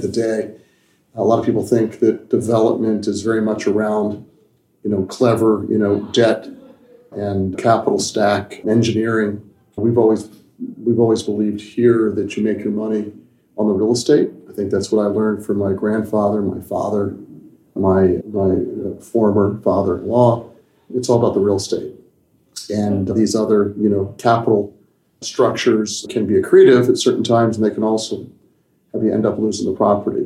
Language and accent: English; Washington, District of Columbia, United States; moved away as an adult; also born or lived in New York; So I grew up here. This is my hometown. Mm-hmm. Love Washington.